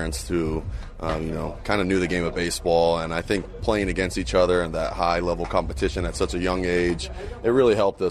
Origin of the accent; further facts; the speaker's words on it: Las Vegas, Nevada, United States; moved away as an adult; also born or lived in New York; now in Los Angeles, United States; growing up in Las Vegas